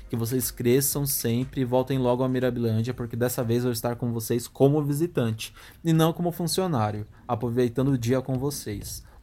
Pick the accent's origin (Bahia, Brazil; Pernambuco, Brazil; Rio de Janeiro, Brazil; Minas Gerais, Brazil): Pernambuco, Brazil; Recife; tenho 24 anos e sou do Recife.